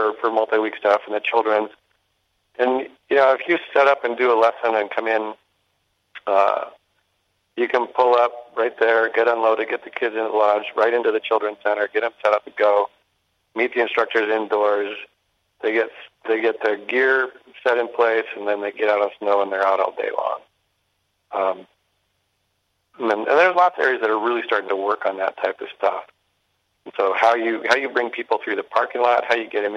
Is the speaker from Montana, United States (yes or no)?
yes; Bozeman, Montana, United States; also born or lived in Whitefish, Montana; I grew up in Bozeman at higher elevation